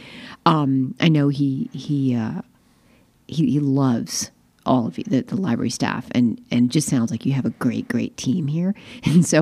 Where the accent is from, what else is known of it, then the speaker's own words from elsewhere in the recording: Eastern Shore of Maryland, United States; now in Montclair, United States; I'm from Maryland, but I'm from the Eastern Shore of Maryland